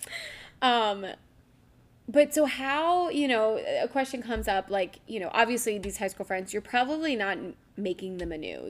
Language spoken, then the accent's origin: English; Philadelphia, Pennsylvania, United States; lucky we're from Philly